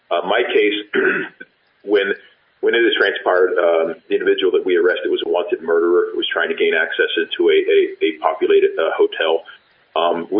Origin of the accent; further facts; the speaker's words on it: Philadelphia, Pennsylvania, United States; moved away as an adult; now in Albuquerque, United States; born and raised in Philadelphia.